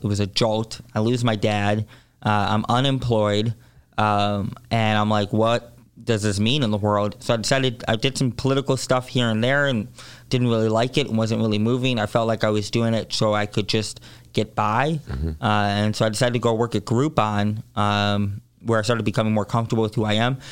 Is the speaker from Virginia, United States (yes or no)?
no; Chicago, Illinois, United States; born and raised in Hyde Park